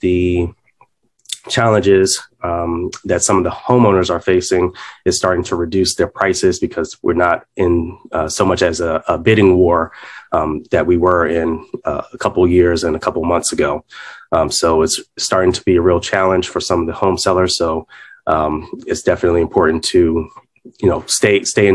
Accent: Washington, District of Columbia, United States; I was born and raised in the Washington, D.C. area

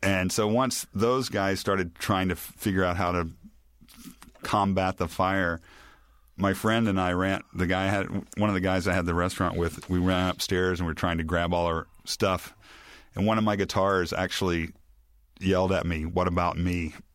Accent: Memphis, Tennessee, United States; moved away; also born or lived in New Orleans; I grew up in Memphis in the seventies

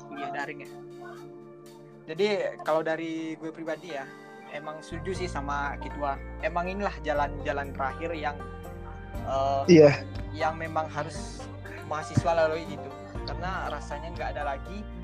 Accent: Jambi, Indonesia; now in Padang, Indonesia; Perkenalkan … Asal saya dari Provinsi Jambi, kebetulan kuliah di Universitas Negeri Padang, jurusan Teknik Sipil tahun masuk 2017.

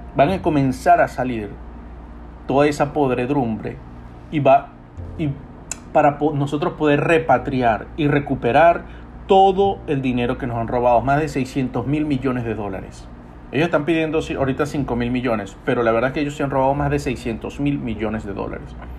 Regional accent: Venezuela; now in United States; yo como venezolano

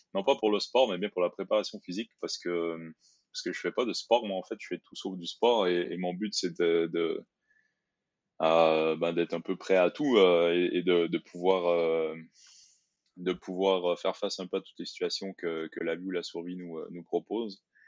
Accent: Quebec, Canada; moved away as an adult; also born or lived in Brussels, Belgium; now in France; J'ai fait mes études euh, au Québec

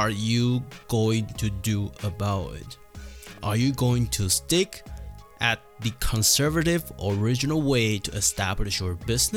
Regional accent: Taiwan; moved away; I come from Taiwan

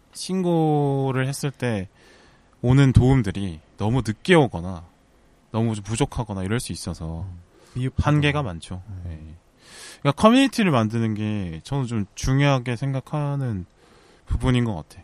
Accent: Busan, South Korea; born or raised there; now in Seoul, South Korea

